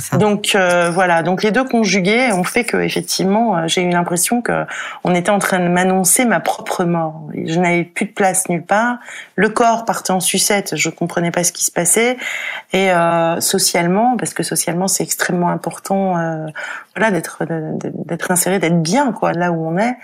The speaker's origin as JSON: {"language": "French", "town": "Paris", "region": "Île-de-France", "country": "France", "said": "je suis parisienne"}